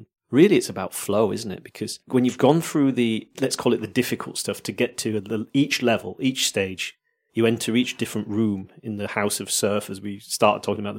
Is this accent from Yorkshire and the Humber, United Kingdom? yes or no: yes; Yorkshire and the Humber, United Kingdom; I'm from Yorkshire.